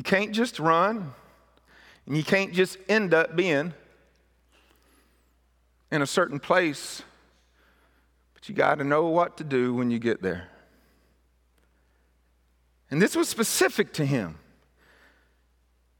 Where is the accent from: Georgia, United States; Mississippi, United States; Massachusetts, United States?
Mississippi, United States; Where I was raised in Mississippi was an area that where very big pine trees was raised